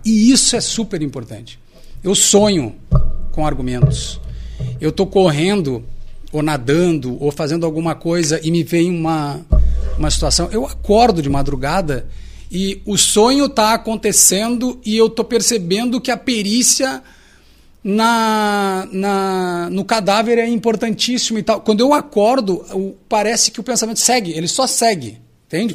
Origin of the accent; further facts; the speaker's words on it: Alegrete, Rio Grande do Sul, Brazil; eu sou natural do Alegrete